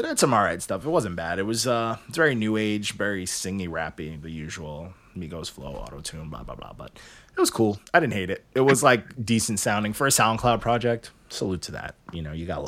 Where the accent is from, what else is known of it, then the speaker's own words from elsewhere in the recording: New York, United States; I'm from New York